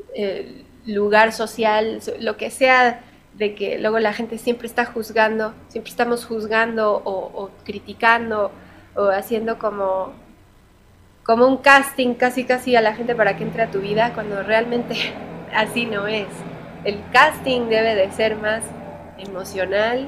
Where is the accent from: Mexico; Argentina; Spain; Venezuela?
Mexico; soy bien mexicana